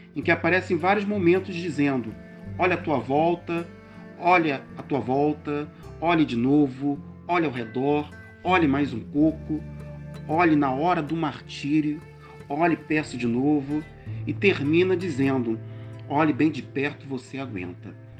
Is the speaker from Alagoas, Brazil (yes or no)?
no; Rio de Janeiro, Brazil; now in Teresópolis, Brazil; sou natural do Rio de Janeiro, moro atualmente na cidade de Teresópolis região serrana do Rio.